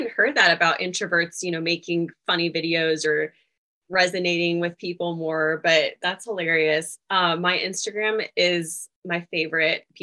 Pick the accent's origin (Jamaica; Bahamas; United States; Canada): United States; Louisville, Kentucky; I'm from Louisville, Kentucky, though, which normally people from Louisville don't have an accent. It's more Eastern Kentucky